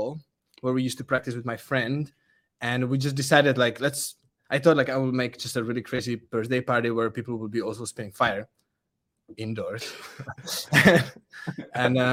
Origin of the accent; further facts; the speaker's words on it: Czechia; English is a second language; I'm from Czech. I speak Czech.